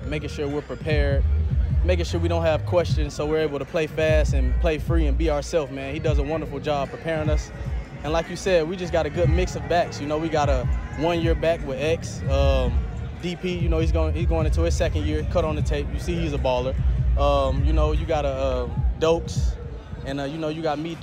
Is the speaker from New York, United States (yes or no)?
no; Macclenny, Florida, United States; moved away as an adult; now in Houston, United States; I'm from Florida